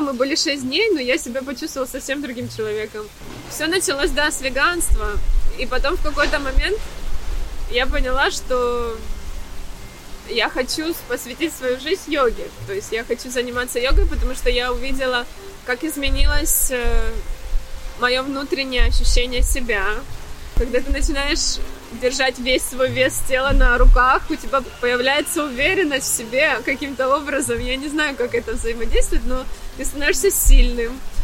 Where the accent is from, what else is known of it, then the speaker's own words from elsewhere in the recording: Mariupol, Donetsk Oblast, Ukraine; moved away as an adult; also born or lived in Athens, Greece / Dubai, UAE; now in Cyprus; Я из Украины, из э, Мариуполя. Гречанка по происхождению.